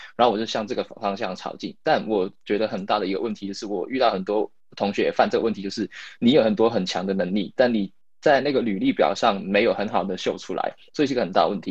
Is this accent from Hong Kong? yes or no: yes; Hong Kong; moved away as an adult; now in United Kingdom; 我是香港人，然后我，然后我在英国这边读了四年大学，然后现在在一家英国的世界五百强公司，呃，在开始我的工作